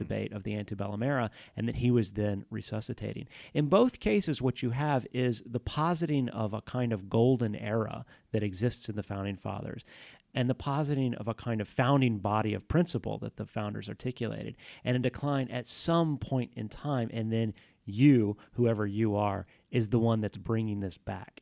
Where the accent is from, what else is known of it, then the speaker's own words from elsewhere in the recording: Houston, Texas, United States; I grew up in Houston, Texas